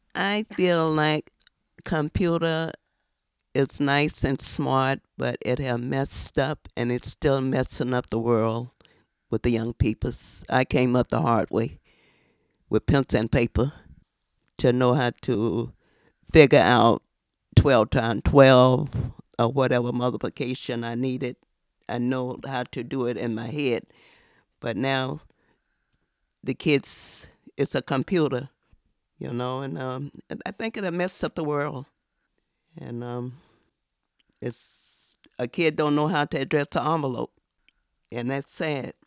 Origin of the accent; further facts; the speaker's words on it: the South, United States; now in New York, United States; I've been here since nineteen fifty-five. I'm from the South.